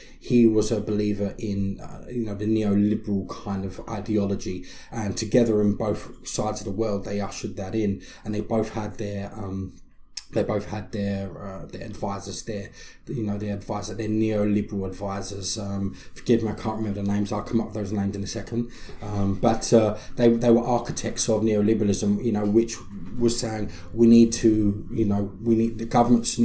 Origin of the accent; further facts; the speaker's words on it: London, United Kingdom; moved away; I was raised in East London, working class London and lower class London